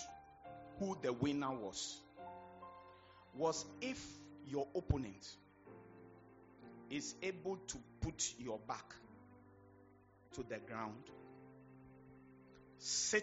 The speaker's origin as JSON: {"language": "English", "town": "Accra", "region": "Greater Accra", "country": "Ghana", "tie": "born or raised there", "said": "when we were growing up, I was born in Labadi"}